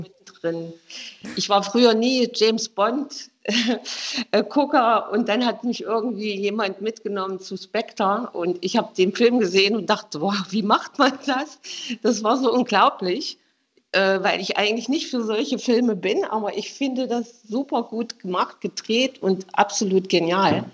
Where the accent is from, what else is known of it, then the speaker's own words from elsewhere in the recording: Germany; now in Sondershausen, Germany; ich bin ja nun in der DDR aufgewachsen